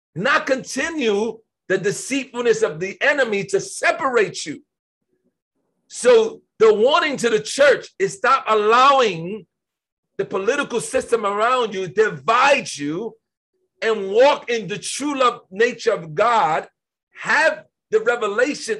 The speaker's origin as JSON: {"language": "English", "country": "United States", "tie": "born or raised there", "said": "I was born in America."}